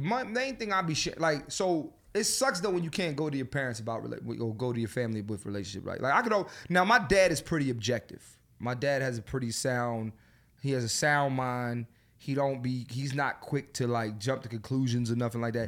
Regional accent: Philadelphia, Pennsylvania, United States; moved away; my hometown, Philadelphia. I'm coming home.

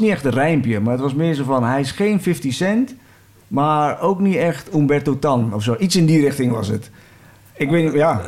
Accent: 's-Hertogenbosch, North Brabant, Netherlands; ik kom uit Den bos

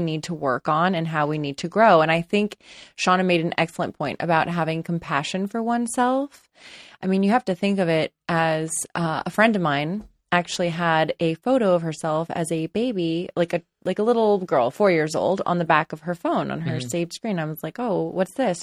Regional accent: Los Angeles, California, United States; I grew up in Los Angeles and I live in Los Angeles. Still

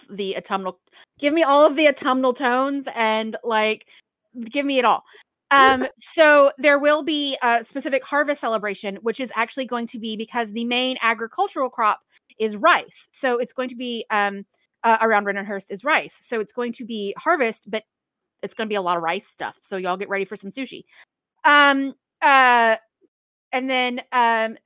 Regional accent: Nacogdoches, Texas, United States; my hometown, Nacogdoches, Texas

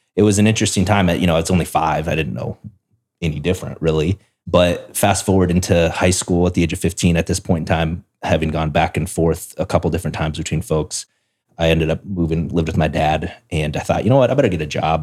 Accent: South Dakota, United States; moved away; I grew up in South Dakota, which is a state

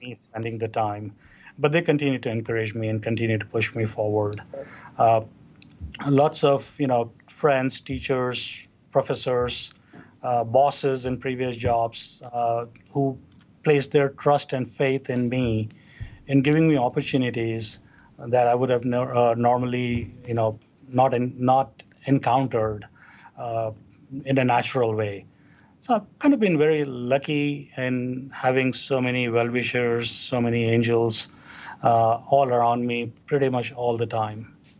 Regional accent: Hyderabad, Telangana, India; moved away as an adult; now in United States; we grew up in Hyderabad, in India. Uh, that's kind of on the southern uh, part of the country. Uh, that's where I went through my uh, growing up, pretty much in entirety

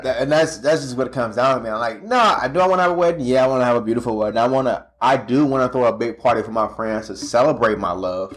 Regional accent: St. Louis, Missouri, United States; now in Kansas City, United States; I'm from St. Louis

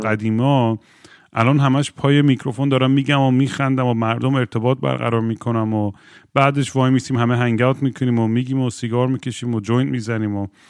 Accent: United States; moved away; چون شاید تو ایتیز اونجا بزرگ شدم

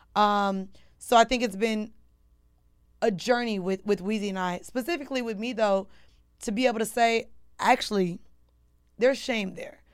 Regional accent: Orlando, Florida, United States; also born or lived in Atlanta, United States; now in New York, United States; I've been in New York for ten years now, but I'm from Orlando

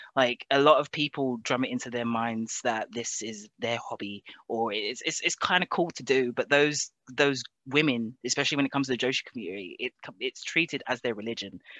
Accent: England, United Kingdom; moved away as an adult; also born or lived in Japan; now in Scotland, United Kingdom; I was born in Britain, but I was raised in Japan

